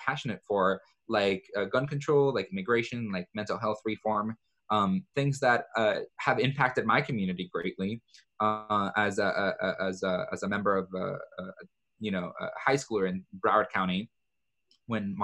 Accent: El Salvador; moved away; my home country of El Salvador

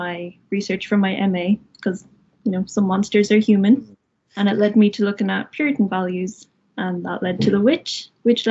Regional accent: Wexford, Leinster, Ireland; moved away as an adult; now in Limerick, Ireland; I'm originally from Wexford

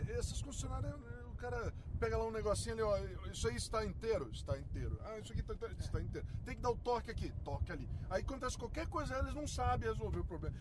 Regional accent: Niterói, Rio de Janeiro, Brazil; moved away; also born or lived in São Paulo; eu fui criado numa Sim. família de opala selvagem nas montanhas de Niterói

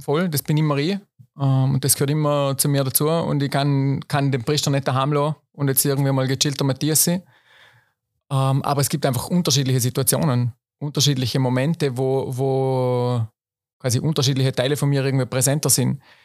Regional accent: Schruns, Vorarlberg, Austria; ich bin selber noch in Schruns geboren.

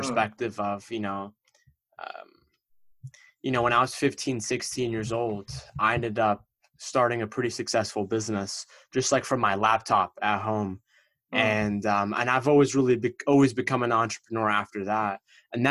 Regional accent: East Coast of America, United States; I'm from the East Coast of America, and my parents came to America from Egypt

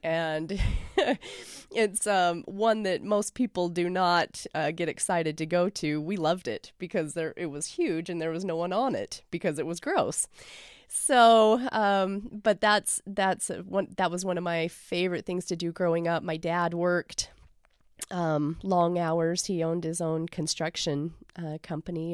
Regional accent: Lindon, Utah, United States; I grew up in Linden, Utah

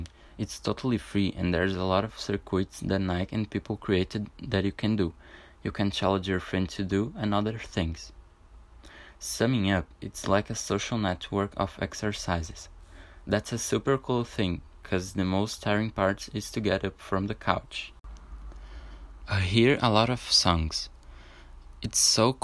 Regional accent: Brazil; English is a second language; I'm from Brazil

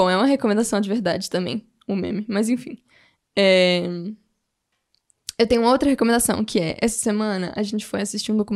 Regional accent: Angola; sou angolano.

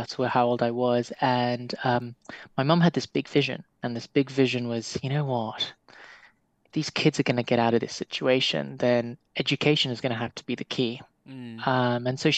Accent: Nairobi, Kenya; grew up in the, let's just call it the humble part of Nairobi.

